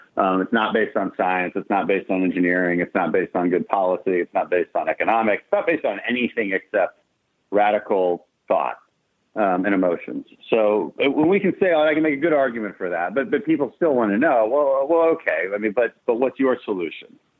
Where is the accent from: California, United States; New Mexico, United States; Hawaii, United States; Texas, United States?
Texas, United States; Houston; we're from Houston